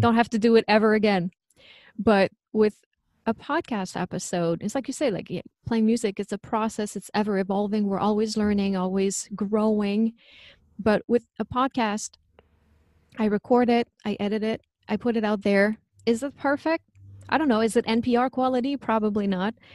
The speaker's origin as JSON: {"language": "English", "region": "Quebec", "country": "Canada", "accent": "French", "second_language": "English", "moved": "yes", "said": "I'm originally from Quebec, so that's where the French accent comes from."}